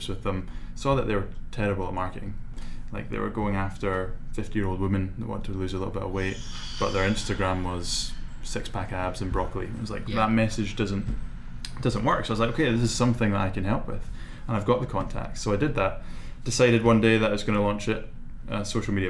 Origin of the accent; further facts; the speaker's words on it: Shetland Islands, Scotland, United Kingdom; moved away as an adult; also born or lived in Manchester; now in Edinburgh, United Kingdom; I grew up in the Shetland Islands